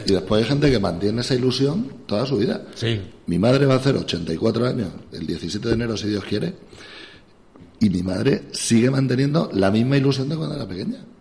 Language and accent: Spanish; Navalmoral de la Mata, Extremadura, Spain; moved away; estoy en mi pueblo